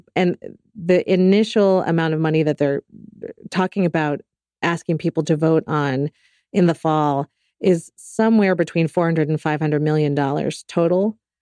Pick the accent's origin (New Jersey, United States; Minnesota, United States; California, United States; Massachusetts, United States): California, United States; Bay Area; I grew up in the Bay Area